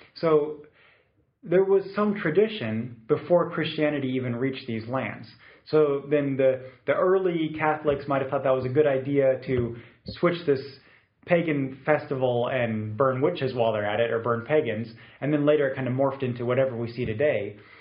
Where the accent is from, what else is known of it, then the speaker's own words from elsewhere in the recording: Munich, Bavaria, Germany; I grew up in Munich